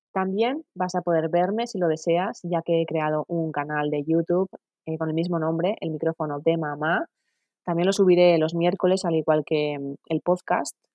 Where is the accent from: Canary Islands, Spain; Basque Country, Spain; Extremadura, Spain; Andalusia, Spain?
Basque Country, Spain; San Sebastián; Tengo 39 años y soy de San Sebastián.